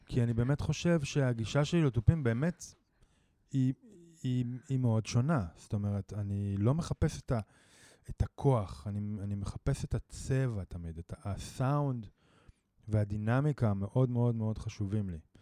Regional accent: Jezreel Valley, Northern District, Israel; moved away; אני מוזיקאי אה, מתופף, אה, במקור מהצפון, מעמק יזרעאל

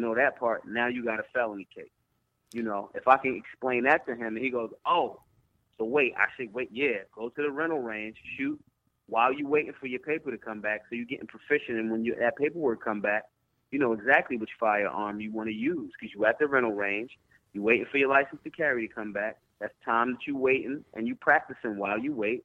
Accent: Philadelphia, Pennsylvania, United States; I'm from Philly

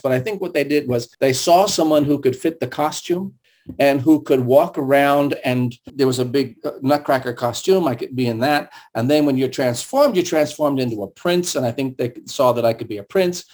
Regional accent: San Francisco, California, United States; first language German and Russian; English is a second language; I grew up in San Francisco, so we lived on a hill

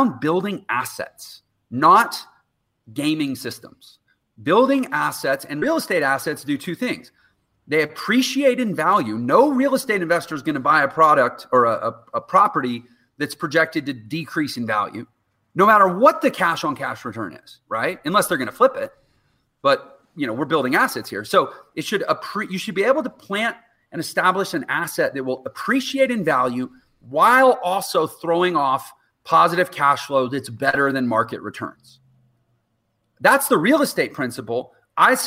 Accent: Texas, United States; I'm from Texas

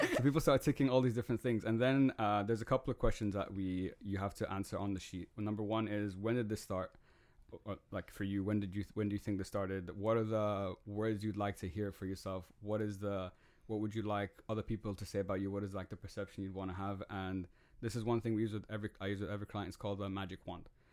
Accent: Dubai, United Arab Emirates; I grew up in Dubai.

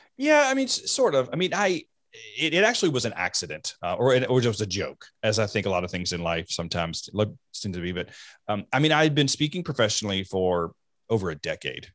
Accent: the South, United States; I grew up in the South

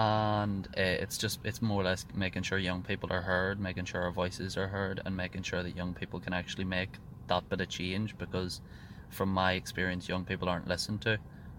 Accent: South Armagh, Northern Ireland, United Kingdom; Well, I'm 17. I'm from South Armagh. I come from a bit of a nationalist community.

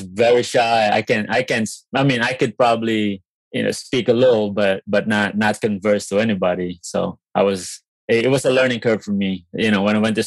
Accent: Philippines; also born or lived in Fort Wayne, Indiana, United States; now in New York, United States; I'm originally from the Philippines. I grew up in the Philippines. Came to United States back in 2003.

